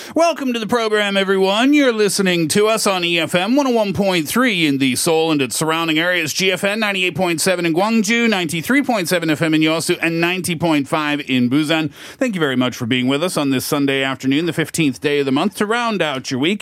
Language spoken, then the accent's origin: English; Canada; we're from Canada